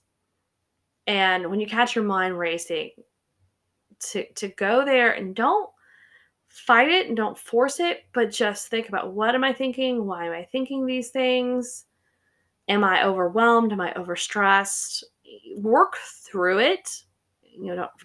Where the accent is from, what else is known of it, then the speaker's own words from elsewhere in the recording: the South, United States; I grew up in the South.